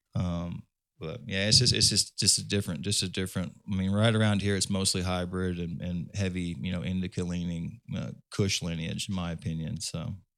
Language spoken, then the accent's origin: English; Indiana, United States; I'm from Indiana